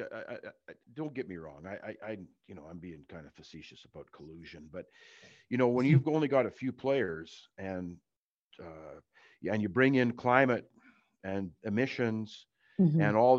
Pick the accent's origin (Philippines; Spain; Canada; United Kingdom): Canada; Western Canada; it wouldn't be fair for us as Canadian, Western Canadians, to not talk about the federal government a little bit.